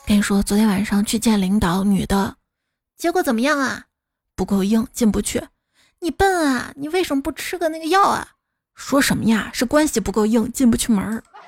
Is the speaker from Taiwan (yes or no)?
no; Xi'an, Shaanxi, China; 我小时候在回民街，现在搬到了桥子口那条路